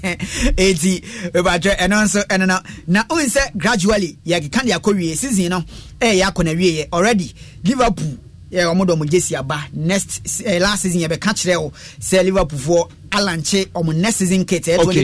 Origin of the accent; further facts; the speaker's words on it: Liberia; Ivory Coast, I'm from Liberia, a by Ivory Coast.